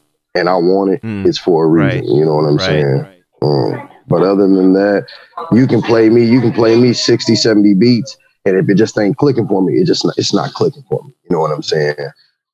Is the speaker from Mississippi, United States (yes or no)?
no; Champaign, Illinois, United States; I was from the town. It's my hometown